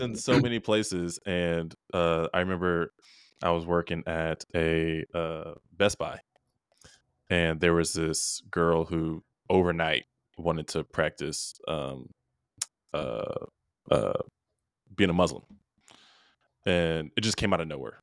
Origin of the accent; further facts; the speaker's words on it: Rochester, New York, United States; I was born in Rochester, New York